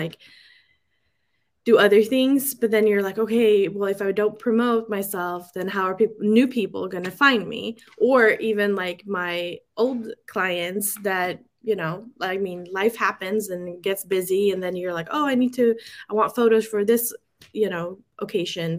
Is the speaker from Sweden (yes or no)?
yes; Sweden; moved away as an adult; now in San Francisco Bay Area, United States; I'm born and raised in Sweden. I came to the States when I was 23